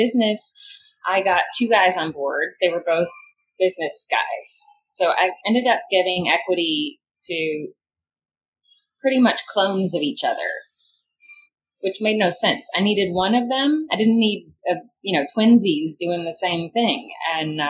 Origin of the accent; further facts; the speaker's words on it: Kentucky, United States; also born or lived in New York City; now in Louisville, United States; my home state of Kentucky